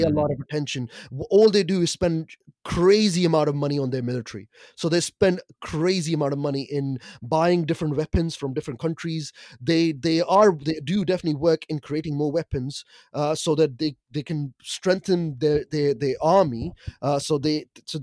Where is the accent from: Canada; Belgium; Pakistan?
Pakistan; me being a Pakistani